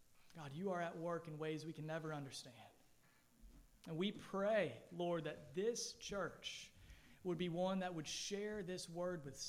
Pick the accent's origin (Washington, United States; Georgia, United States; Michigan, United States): Georgia, United States; now in Allendale, United States; I grew up in Georgia and snow was rare